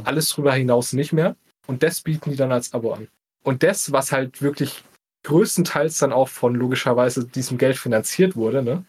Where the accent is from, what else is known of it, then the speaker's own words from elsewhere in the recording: Bavaria, Germany; wir kommen ja auch aus Bayern